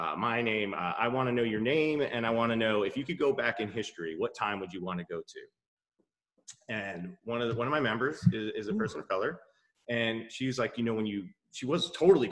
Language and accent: English; New York, United States; as a New Yorker